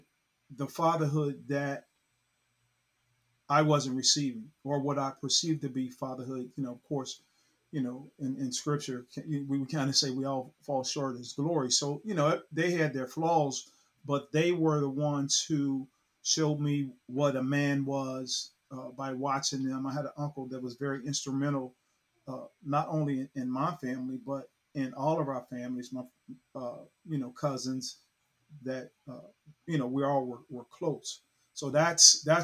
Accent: Cincinnati, Ohio, United States; moved away; I'm originally from Cincinnati, Ohio

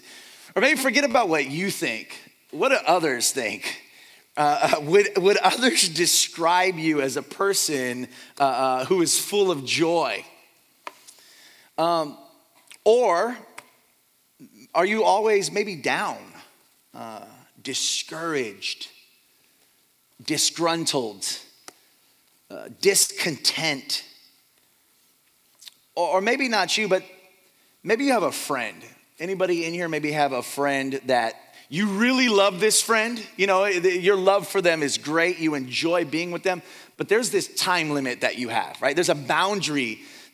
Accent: Fremont, California, United States; now in Dublin, United States; I was born and raised in Fremont, California, and I currently reside in Dublin

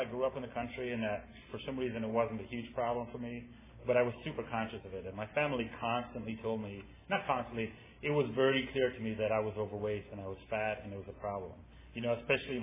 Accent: Ireland; now in San Francisco, United States; I'm from Ireland. I grew up there. That's why I talk funny.

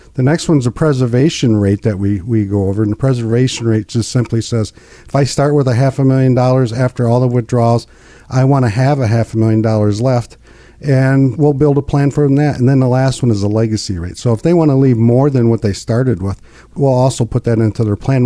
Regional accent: United States; also born or lived in Linwood; I grew up in Pinkani

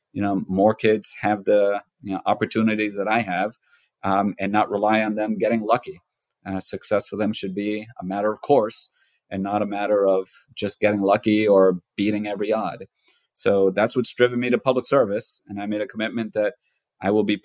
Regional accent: United States; I was born here in the United States. I was born a year after my parents came over. And so I'm a natural born citizen of the United States, but I was raised in an immigrant household, raised in an immigrant community.

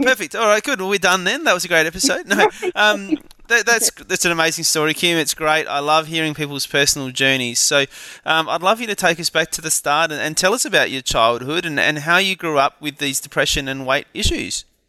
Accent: Adelaide, South Australia, Australia; from my hometown of Adelaide

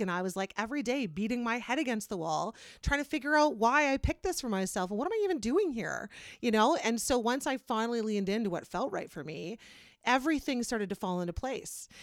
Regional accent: Kitchener, Ontario, Canada; now in Wellesley, Canada; I'm from Kitchener, Waterloo

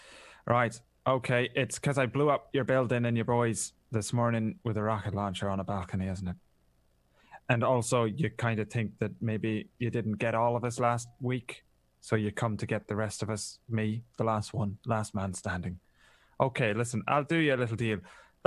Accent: Ireland; I'm always fine. I'm Irish.

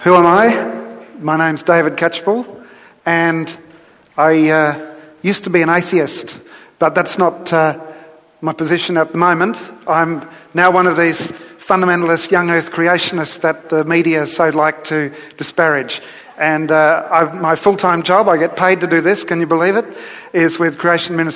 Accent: Adelaide, South Australia, Australia; accent: Aussie; I grew up here in Adelaide and in an unchurched household

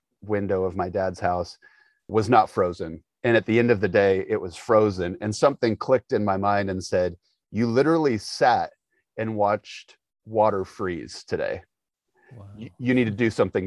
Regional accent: Indianapolis, Indiana, United States; moved away as an adult; also born or lived in Florida; We grew up in Indianapolis, and I had been in Indianapolis.

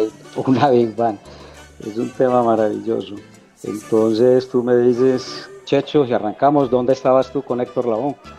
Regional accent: Medellín, Antioquia, Colombia; now in Envigado, Colombia; Yo soy de Medellín, vivo en Envigado.

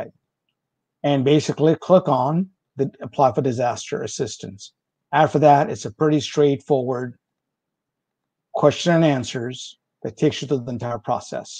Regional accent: India; English is a second language; moved away; English is a foreign language for me. I'm originally from India

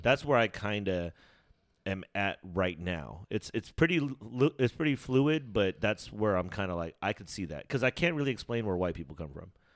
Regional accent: United States; if I'm born in America, I'm, like, American

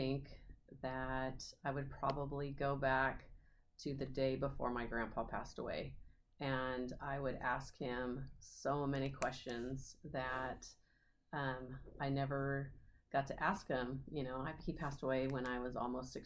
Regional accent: Madera, California, United States; moved away as an adult; also born or lived in Fresno, California; now in York, Nebraska, United States; I grew up in Madera, California

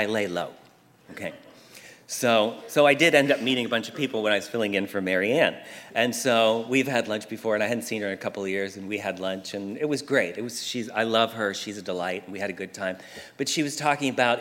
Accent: Pennsylvania, United States; now in Southern California, United States; all the years I grew up in Pennsylvania

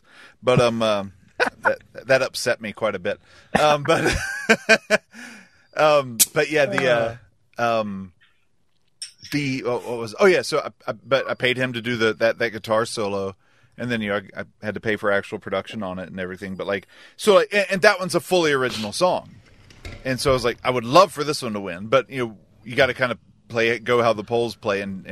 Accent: North Carolina, United States; moved away; also born or lived in Utah; growing up in North Carolina

